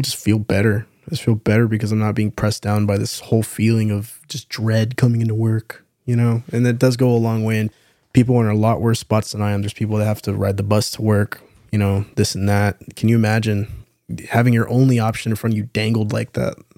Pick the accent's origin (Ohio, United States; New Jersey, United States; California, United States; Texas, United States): Texas, United States; San Antonio; born and raised in San Antonio